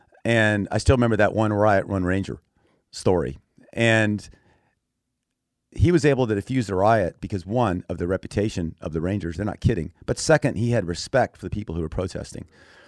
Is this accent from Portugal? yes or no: no; Thailand; also born or lived in Texas; I was born in Texas, but I grew up as a missionary kid in Thailand.